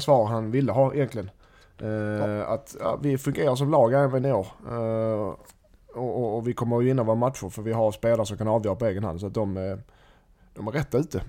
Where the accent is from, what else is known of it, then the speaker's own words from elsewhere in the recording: Helsingborg, Skåne, Sweden; Jag som helsingborgare